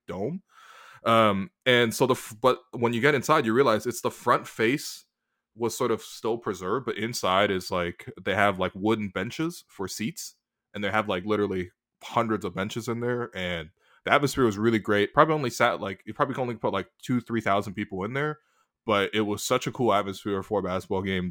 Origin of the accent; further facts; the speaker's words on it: Toronto, Ontario, Canada; I grew up in Toronto